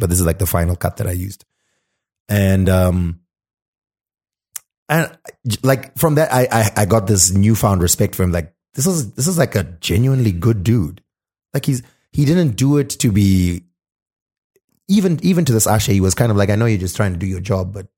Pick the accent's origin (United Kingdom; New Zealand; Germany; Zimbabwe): Zimbabwe; I'm from Zim